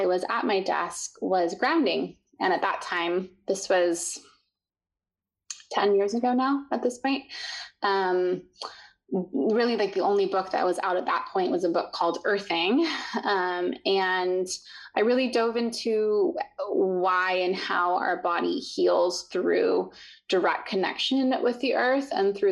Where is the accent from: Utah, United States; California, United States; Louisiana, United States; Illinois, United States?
Utah, United States; I grew up in the mountains in Utah